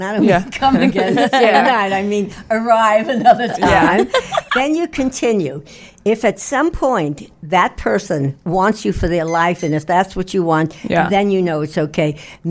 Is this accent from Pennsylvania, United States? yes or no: no; Brooklyn, New York, United States; now in Manhattan, United States; Well, originally I'm from Brooklyn. And I did some work on my voice so that it wouldn't be nyeh, nyeh, nyeh. And but I live in Manhattan and I travel around the world